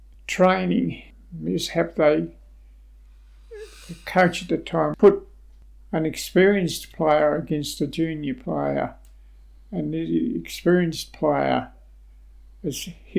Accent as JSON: {"language": "English", "region": "Queensland", "country": "Australia", "lives_now": "Geelong, Australia", "said": "I come from Queensland down to Bowen Heads, Geelong, and in Queensland we always wore a hat."}